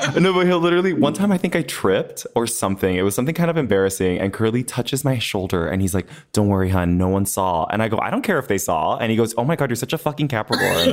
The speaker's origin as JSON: {"language": "English", "town": "Los Angeles", "region": "California", "country": "United States", "tie": "born or raised there", "said": "I was born and raised in Los Angeles. I was actually born in Boyle Heights."}